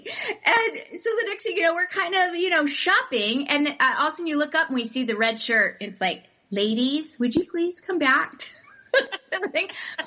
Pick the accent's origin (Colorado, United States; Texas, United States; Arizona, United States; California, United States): Arizona, United States; we're from Arizona